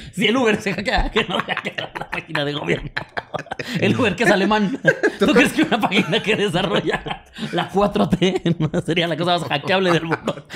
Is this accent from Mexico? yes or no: yes; Mexico; Y digo, de México